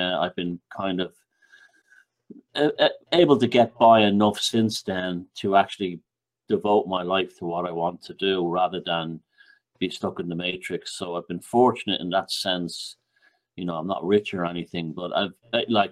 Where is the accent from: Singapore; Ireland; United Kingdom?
Ireland; moved away; also born or lived in New York; I'm from Ireland